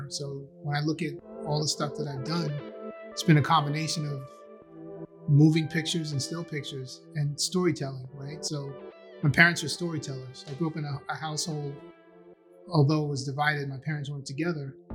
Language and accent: English; Maryland, United States; also born or lived in Astoria; I came from Maryland, and where I grew up in Maryland was pretty mixed. There were like white people and black people living together.